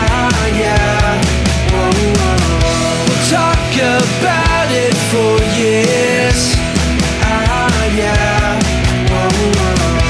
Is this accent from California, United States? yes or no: no; Cincinnati, Ohio, United States; my growing up in Cincinnati in the old Great Midwest Conference, where UC was in the same conference with those schools.